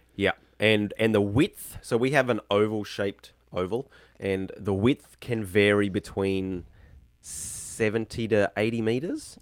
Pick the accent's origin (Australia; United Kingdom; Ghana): Australia; Brisbane, Queensland; moved away as an adult; now in Tasmania, Australia; I grew up in Queensland, Brisbane, so north hot